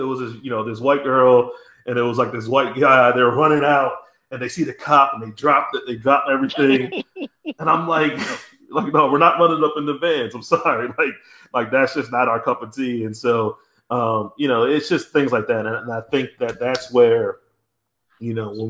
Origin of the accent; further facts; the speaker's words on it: New Jersey, United States; I'm originally from South Jersey